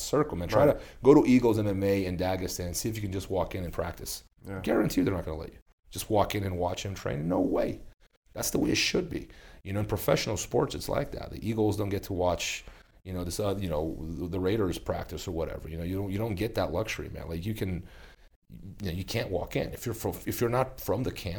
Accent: Brazil; moved away; my hometown in Brazil

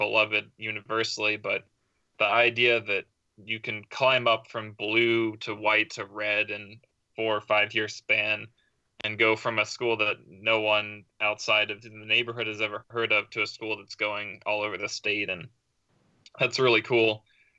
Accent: Raleigh, North Carolina, United States; moved away; I'm originally from Raleigh, North Carolina

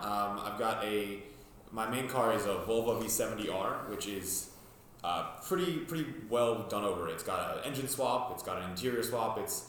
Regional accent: New Jersey, United States; moved away as an adult; now in Boston, United States; I grew up in North Jersey, so I was around the New York City car scene my whole life up until recently when I moved to Boston.

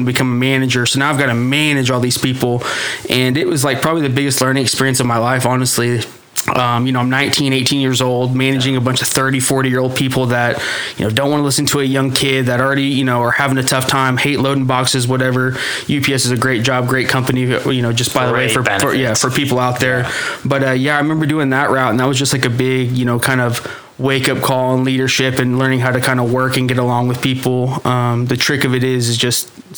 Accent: Edmond, Oklahoma, United States; It was nice growing up in Deer Creek because I was an Edmond kid

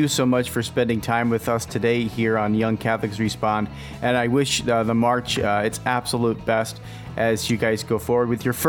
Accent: Philadelphia, Pennsylvania, United States; now in Wisconsin, United States; Yeah, I'm a transplant from Philadelphia to Wisconsin.

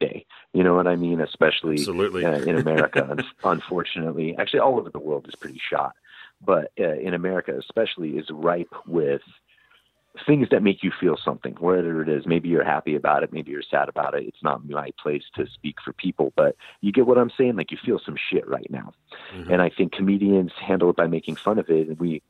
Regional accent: United States; also born or lived in Southern California

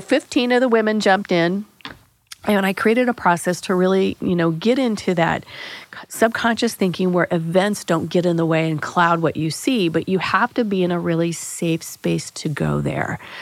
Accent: Springfield, United States; I grew up in Springfield

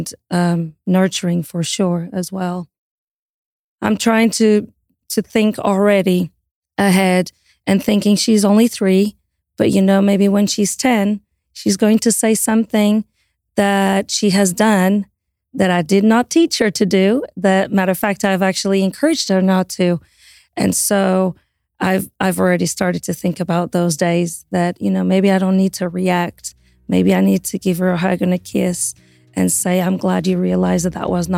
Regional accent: Portugal; moved away; also born or lived in Italy; we're both originally from Portugal

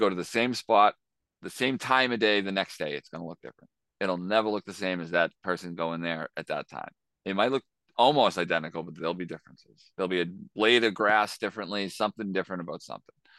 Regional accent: Boston, Massachusetts, United States; growing up in Boston, as in the early nineties and two thousands

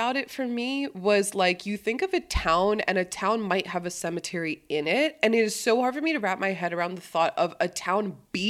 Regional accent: East Coast, United States; I grew up on the East Coast, so did Drew.

